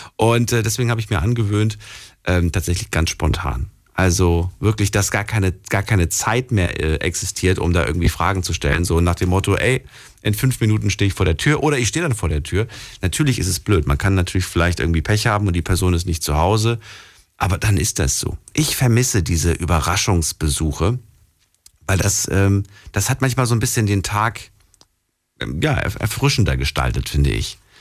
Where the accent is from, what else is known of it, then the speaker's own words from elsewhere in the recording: Frankfurt, Hesse, Germany; ich komme aus Frankfurt